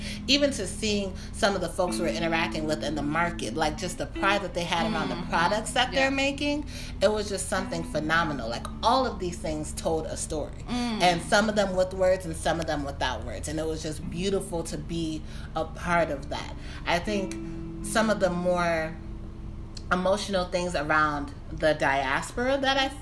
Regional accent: Detroit, Michigan, United States; now in Maryland, United States; I grew up in Detroit

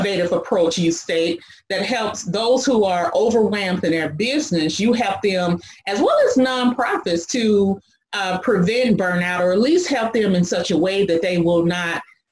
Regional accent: United States; I am an American entrepreneur

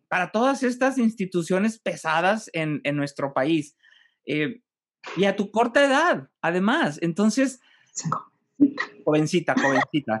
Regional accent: Monterrey, Nuevo León, Mexico; como regiomontano, como mexicano

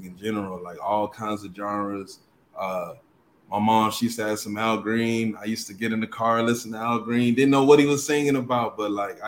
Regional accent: Austin, Texas, United States; also born or lived in Galveston, Texas; I'm originally from Galveston, Texas, but I'm born and raised. I'm raised here in Austin, Texas

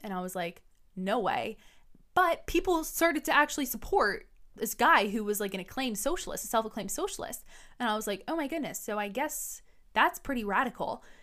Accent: New York City, New York, United States; I was born and raised in New York City

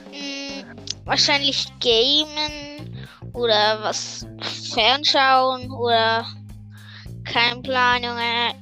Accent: Switzerland; Also ich komme aus der Schweiz und ich bin im Moment elf. Im November werde ich zwölf.

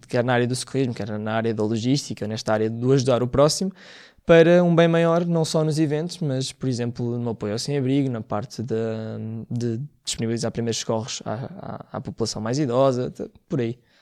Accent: Mões, Viseu, Portugal; moved away; foi na minha terra

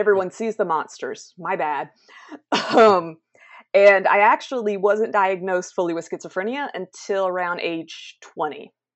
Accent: South Carolina, United States; I am from South Carolina, the United States, which is where I'm at now.

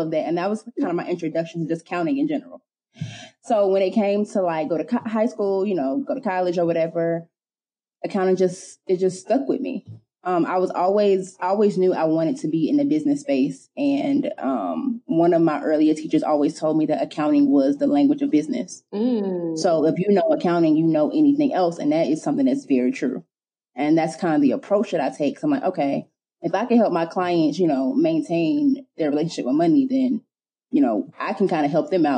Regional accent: South Carolina, United States; I'm from South Carolina

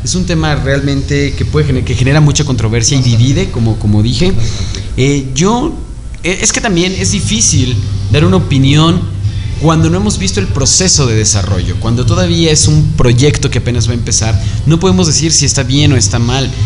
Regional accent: Mexico; como mexicanos es que creemos

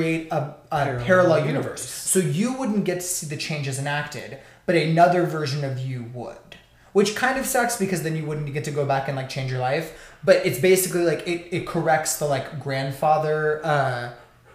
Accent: Texas, United States; I'm from Texas

